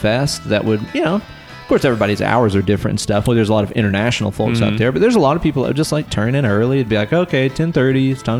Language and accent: English; the South, United States; if we're from the South and we're this hospitable